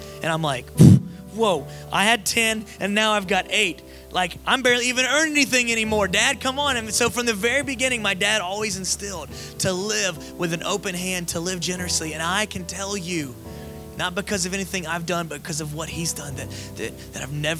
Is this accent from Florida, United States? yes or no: yes; Florida, United States; also born or lived in Las Vegas, United States; now in Georgia, United States; I grew up in Florida